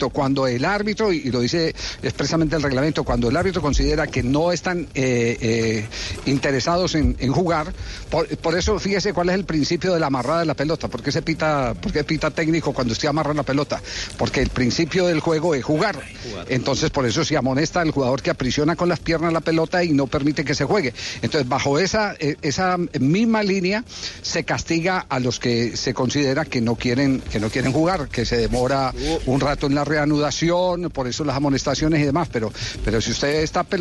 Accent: Colombia; yo creo que todos somos aquí colombianos y conocemos muy bien las reglas y la, la justicia colombiana.

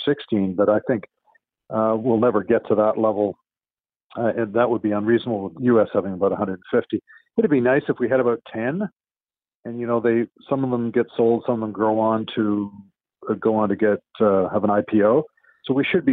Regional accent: Vancouver, British Columbia, Canada; I was born in Vancouver

